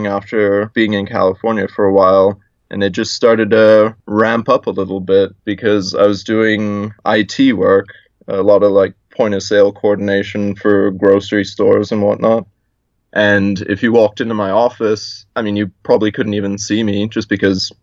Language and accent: English; South Africa; also born or lived in South Carolina, United States; now in Hawaii, United States; I'm originally from South Africa. My parents brought me to America for schooling